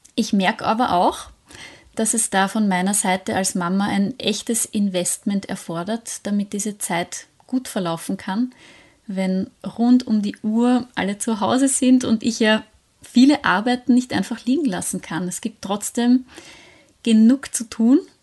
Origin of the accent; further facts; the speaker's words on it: Austria; bei uns in Österreich